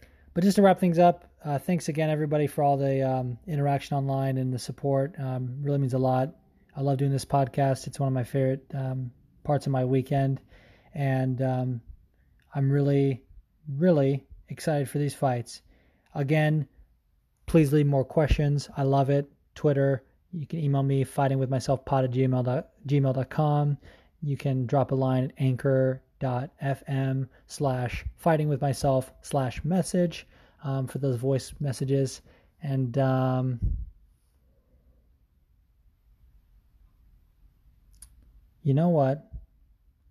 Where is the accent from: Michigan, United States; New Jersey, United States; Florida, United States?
New Jersey, United States; I'm from Central Jersey, which exists